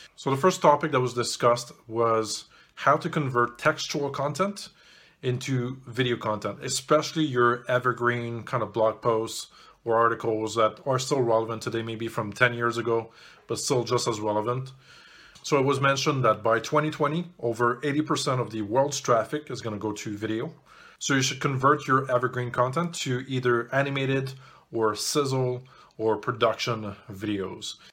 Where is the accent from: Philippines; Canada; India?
Canada; also born or lived in Montreal; I'm Canadian